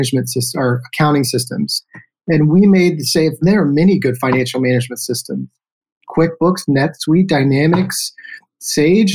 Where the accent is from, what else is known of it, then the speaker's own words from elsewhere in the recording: Houston, Texas, United States; also born or lived in Victoria, Texas; We moved to Houston, Texas, where I really spent my formative years